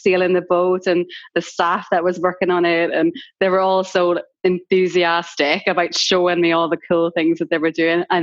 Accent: Ireland; moved away as an adult; now in London, United Kingdom; it obviously says that I'm Irish in my bio

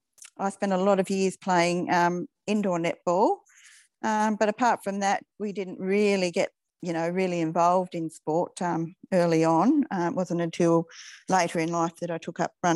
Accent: Launceston, Tasmania, Australia; I grew up in Launceston, actually out on Patina Road, and we moved to Riverside at the end of high school. So I'm Launceston born and bred

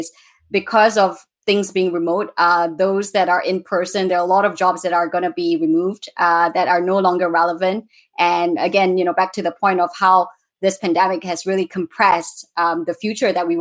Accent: Malaysia; I come from Malaysia

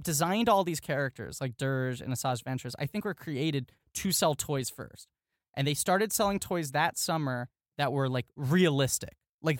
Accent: New York City, New York, United States; growing up in New York City

